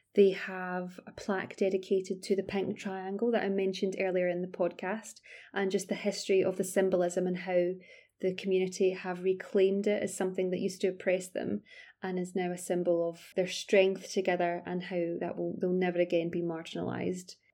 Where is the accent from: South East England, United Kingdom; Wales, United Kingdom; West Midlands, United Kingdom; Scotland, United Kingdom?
Scotland, United Kingdom; Glasgow; now in London, United Kingdom; I'm originally from Glasgow, although I'm based in London now.